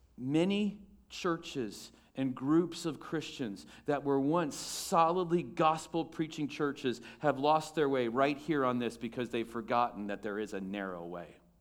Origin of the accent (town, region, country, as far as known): United States